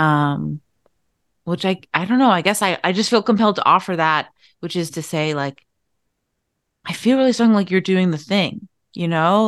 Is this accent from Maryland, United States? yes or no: no; Irish Riviera, Massachusetts, United States; when I was growing up, I was in this, like, incredibly Irish American town